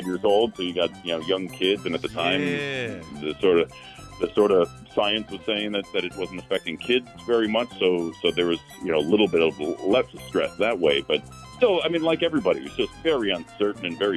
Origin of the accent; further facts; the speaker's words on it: New York, United States; as a New Yorker